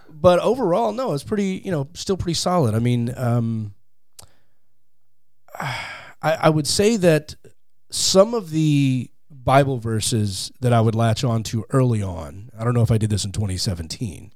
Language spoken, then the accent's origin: English; Fort Worth, Texas, United States; moved away as an adult; now in Los Angeles, United States; I grew up in, uh, Fort Worth, Texas.